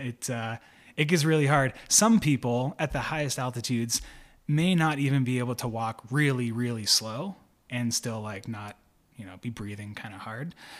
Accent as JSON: {"language": "English", "region": "Pennsylvania", "country": "United States", "said": "I'm from Pennsylvania"}